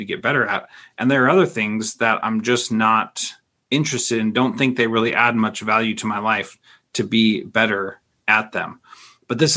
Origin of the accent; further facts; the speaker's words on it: the West, United States; I grew up in the West